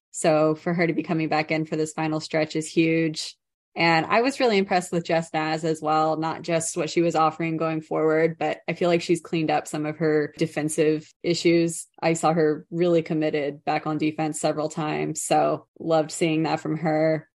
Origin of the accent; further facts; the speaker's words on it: United States; as an American